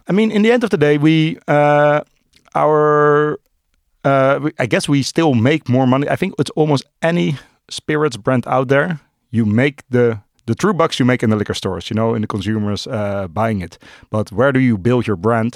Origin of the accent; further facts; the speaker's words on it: Amsterdam, North Holland, Netherlands; born and raised in Amsterdam. Uh, still live in Amsterdam.